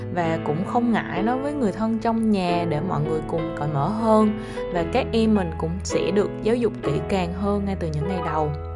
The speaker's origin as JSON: {"language": "Vietnamese", "town": "Ninh Hoa", "region": "Khanh Hoa", "country": "Vietnam", "tie": "born or raised there", "said": "mình lớn lên ở một cái nơi khá là xa ở thị xã Ninh Hòa, tỉnh Khánh Hòa"}